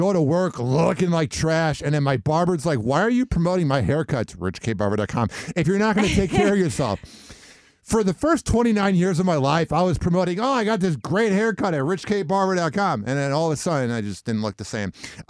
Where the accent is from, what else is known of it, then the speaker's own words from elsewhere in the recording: Midwest, United States; Growing up in the Midwest, it was cold out.